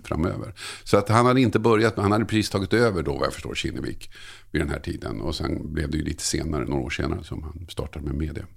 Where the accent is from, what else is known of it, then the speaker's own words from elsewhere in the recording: Tumba, Stockholm County, Sweden; moved away as an adult; also born or lived in Södertälje / Oskarshamn; now in Nacka, Sweden; där jag växte upp i Tumba